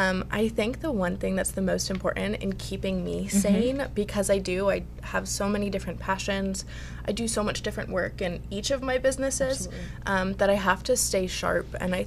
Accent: Connecticut, United States; Outside Hartford, Connecticut.

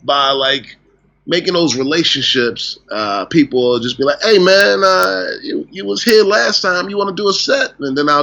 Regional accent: Newport News, Virginia, United States; moved away as an adult; also born or lived in Oakland, California; now in Los Angeles, United States; in my hometown of Virginia, there weren't really any comedy clubs.

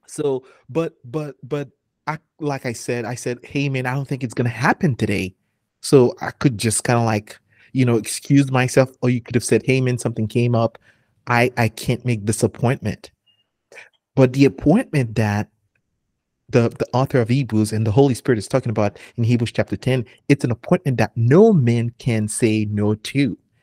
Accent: Haiti; moved away; I'm from Haiti

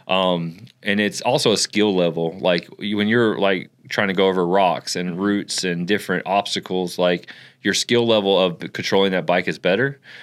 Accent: Florida, United States; also born or lived in Ocklawaha, Florida; I was raised in Florida

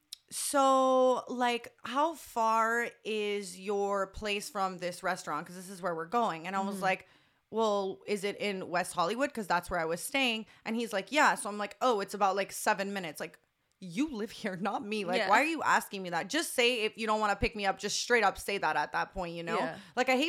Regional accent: Canada; I guess being Canadian

